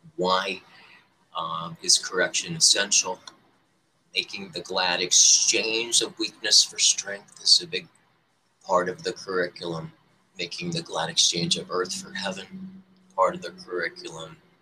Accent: Detroit, Michigan, United States; I was born in the Holy Land of Detroit, Michigan

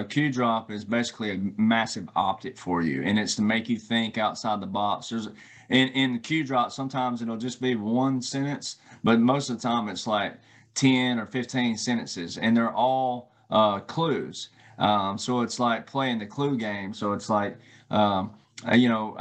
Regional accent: the South, United States; I grew up in the South, right? And I grew up in the Bible Belt.

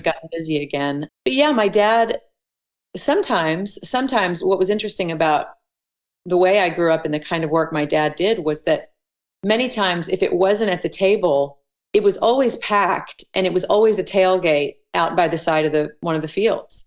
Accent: Elk City, Oklahoma, United States; moved away as an adult; also born or lived in Tulsa, Oklahoma / Broken Arrow, Oklahoma; I was born in Tulsa, Oklahoma, mm-hmm. raised in Elk City, Oklahoma, which is on the west side of the state

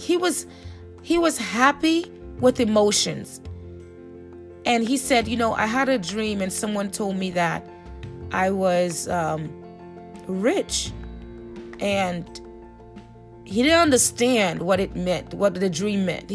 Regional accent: Haiti; now in United States; my family migrated to the United States. I'm from Haiti

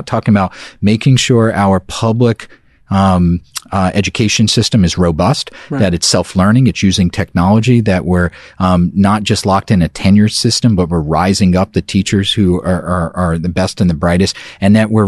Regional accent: New York City, New York, United States; I was from Brooklyn. Yep. I'm a year older than you.

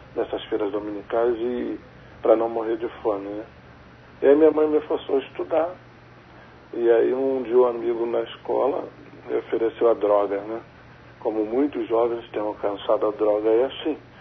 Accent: Rio de Janeiro, Brazil; Desde que nasci, moro aqui no Rio de Janeiro. Eu moro num bairro chamado Irajá

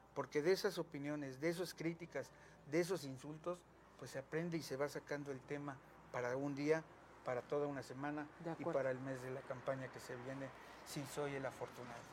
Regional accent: Mexico; la casa donde me crié, nací junto con mis papás, que está ahí en el centro

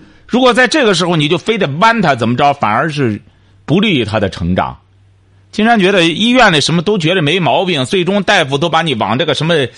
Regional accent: China; 我们中国人过去讲什么坐如钟，行如风的

